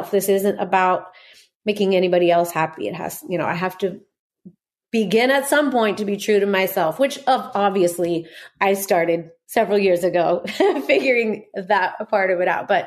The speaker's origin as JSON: {"language": "English", "town": "Corona", "region": "California", "country": "United States", "tie": "born there", "also_born_or_lived": "Norco", "said": "I was born in Corona and and spent the first two years of my life in Norco."}